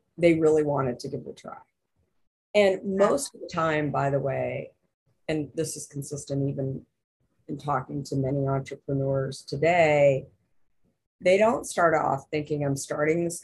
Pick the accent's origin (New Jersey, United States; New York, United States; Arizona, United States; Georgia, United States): Arizona, United States; I'm from Arizona.